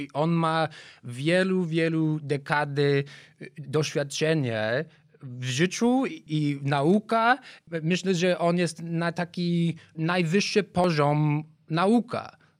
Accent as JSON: {"language": "Polish", "town": "Chicago", "region": "Illinois", "country": "United States", "tie": "born or raised there", "second_language": "Polish", "moved": "as an adult", "lives_now": "Warsaw, Poland", "said": "Ja jestem z Chicago. Żyłem pierwsze 23 lata w Chicago"}